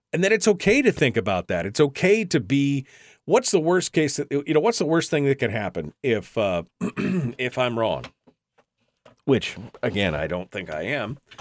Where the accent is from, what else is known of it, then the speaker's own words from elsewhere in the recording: Fairbanks, Alaska, United States; I'm born and raised in Fairbanks.